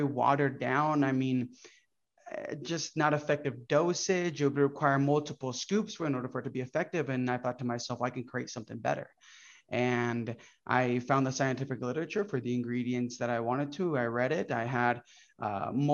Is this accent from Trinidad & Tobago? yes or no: no; Brazil; first language Portuguese; English is a second language; also born or lived in Orlando, Florida; now in United States; I came from Brazil. My whole family migrated from Brazil and we came here